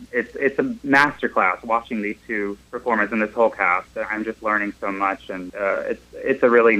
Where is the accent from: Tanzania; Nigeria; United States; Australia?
United States; Washington, North Carolina; moved away; Yeah, I was saying I'm from Eastern North Carolina originally. I'm from Washington.